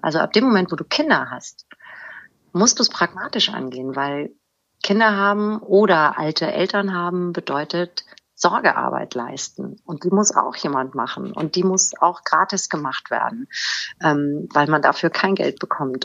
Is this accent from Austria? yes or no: no; Germany; moved away as an adult; also born or lived in Hanau; now in Hamburg, Germany; ich bin in Hanau geboren und im Spessart aufgewachsen. 1996 nach Hamburg gezogen